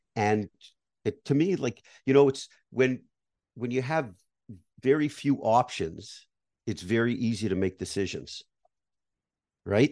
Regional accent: Canada; moved away; I grew up in Canada, like you, I was based in Canada

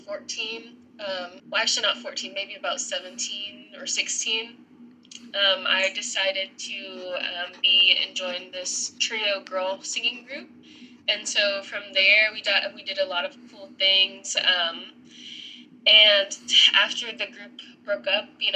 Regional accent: Nashville, Tennessee, United States; I was born and raised.

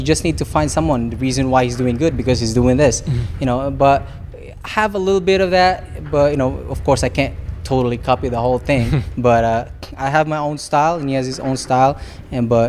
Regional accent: Philippines; now in Los Angeles, United States; he's Filipino, we're the same, you know, country, and we even speak the same dialect

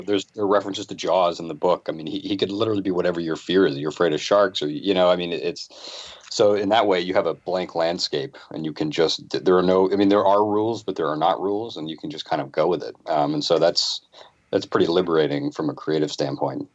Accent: Boston, Massachusetts, United States; I'm from the Boston area

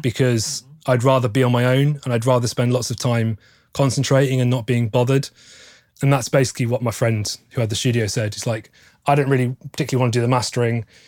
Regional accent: Stratford-upon-Avon, West Midlands, United Kingdom; moved away as an adult; now in Nottingham, United Kingdom; grew up in Stratford upon Avon, which is famous for being the birthplace of William Shakespeare

